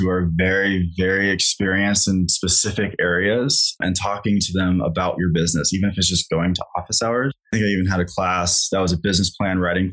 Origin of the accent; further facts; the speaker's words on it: Kansas, United States; moved away; also born or lived in Colorado; I grew up in Kansas, so I have a lot of friends there